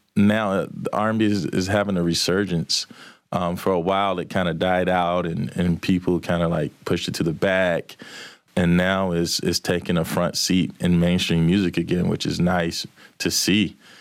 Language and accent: English; Manchester, Georgia, United States; also born or lived in LaGrange, Georgia; I'm from Manchester, Georgia